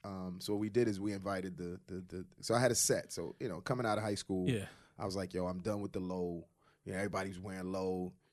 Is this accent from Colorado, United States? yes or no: no; Brooklyn, New York, United States; also born or lived in Queens; You had to have come across, especially the neighborhoods we grew up, you know, we grew up in, you know, Crown Heights.